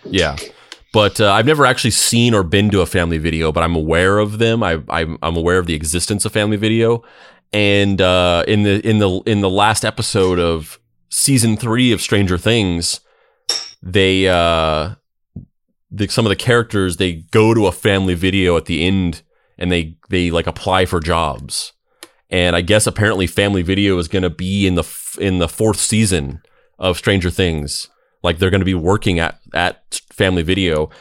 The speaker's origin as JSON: {"language": "English", "town": "Roswell", "country": "United States", "tie": "born or raised there", "said": "growing up in Roswell"}